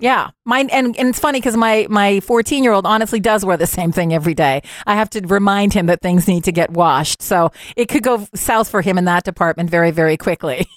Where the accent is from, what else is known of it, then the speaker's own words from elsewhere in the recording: Montreal, Quebec, Canada; also born or lived in Ontario; now in Ottawa, Canada; I would consider my hometown to be Montreal, even though technically I spent my elementary years in Ontario, but I went to high school, Cégep, University of Montreal